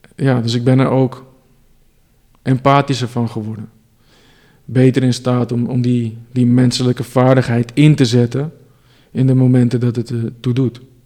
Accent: Amsterdam, North Holland, Netherlands; ik kom uit Amsterdam

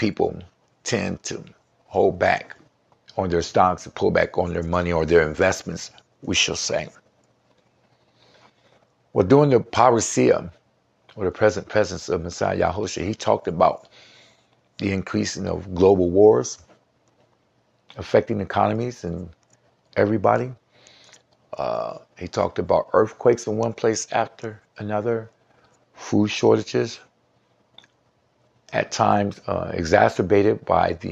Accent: Seattle, Washington, United States; also born or lived in Columbus, Ohio; hailing from the Seattle, Washington area, although I was born in Columbus, Ohio, but hailing from the Seattle, Washington area

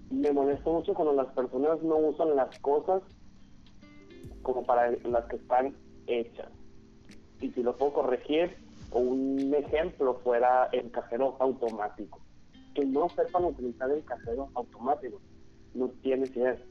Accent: Hermosillo, Sonora, Mexico; soy aquí de Hermosillo, Sonora

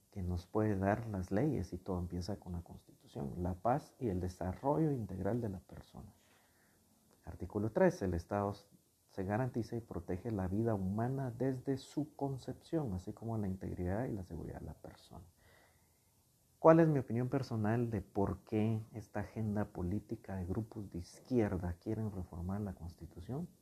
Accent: Guatemala; reconocemos como guatemaltecos que tenemos una fe

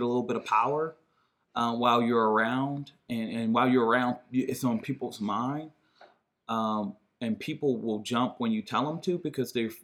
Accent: Detroit, Michigan, United States; moved away; I grew up, my grandma's house was between 7 Mile and Evergreen, so right around the corner

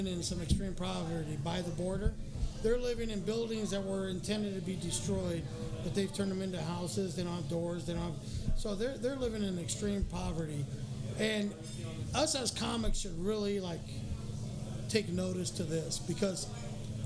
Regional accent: Costa Rica; now in United States; I'm from Costa Rica

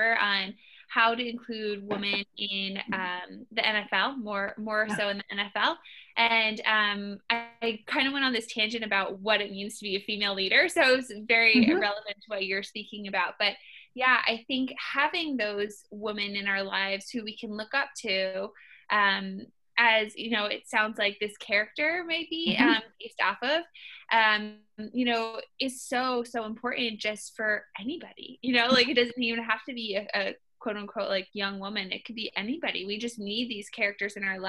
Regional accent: Western Massachusetts, United States; we didn't have girls teams where I was growing up in Western Mass

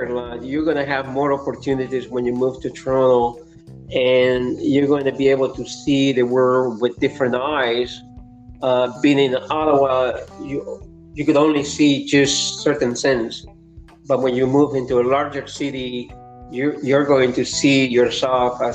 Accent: Lima, Peru; English is a second language; moved away as an adult; now in Canada; I was growing up in Lima, Peru

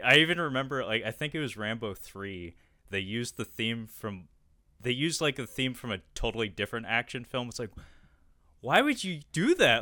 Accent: Seattle, Washington, United States; I was raised in Seattle in the Pacific Northwest

